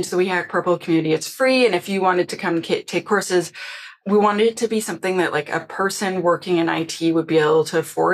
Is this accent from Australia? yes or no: no; Canada; I'm Canadian